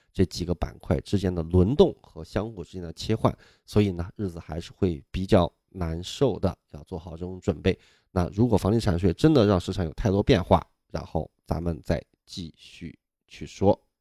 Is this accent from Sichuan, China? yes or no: yes; Nanjiang, Sichuan, China; now in Beijing, China; 我们老家四川啊，南江县